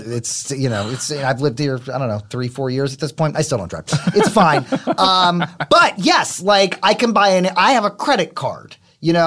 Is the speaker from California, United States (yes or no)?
no; New York, United States; I grew up in New York, so there was winter and stuff